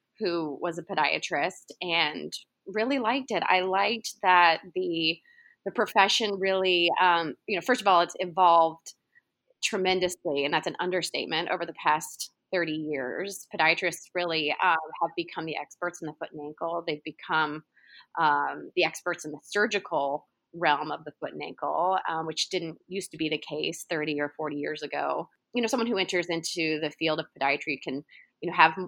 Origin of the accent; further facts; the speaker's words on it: Oklahoma City, Oklahoma, United States; moved away as an adult; I grew up in Oklahoma City, and I haven't lived in Oklahoma in almost 20 years